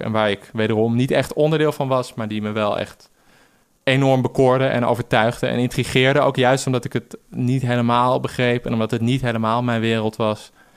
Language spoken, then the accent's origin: Dutch; Amsterdam, North Holland, Netherlands; ik groeide op in Amsterdam Zuid.